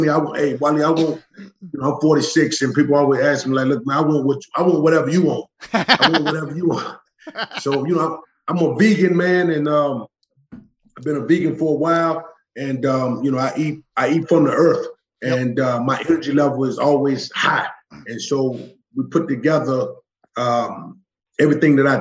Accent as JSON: {"language": "English", "town": "Charlotte", "region": "North Carolina", "country": "United States", "tie": "born or raised there", "moved": "yes", "said": "I grew up in West Charlotte, and it was always barriers put up"}